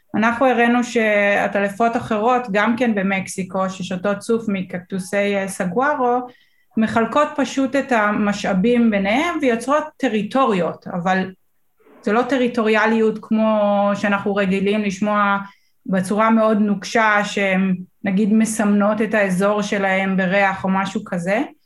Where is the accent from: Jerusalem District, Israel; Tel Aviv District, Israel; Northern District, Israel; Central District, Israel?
Northern District, Israel; אני גרה, גדלתי בצפון